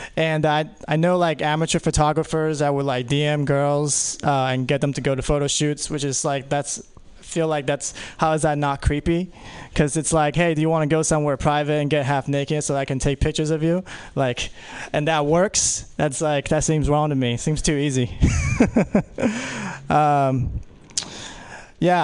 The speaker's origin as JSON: {"language": "English", "country": "Philippines", "said": "I'm Filipino"}